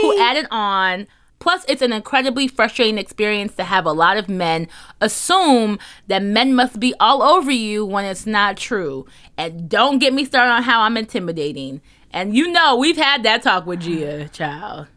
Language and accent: English; New Jersey, United States; moved away as an adult; also born or lived in New York; we're from New Jersey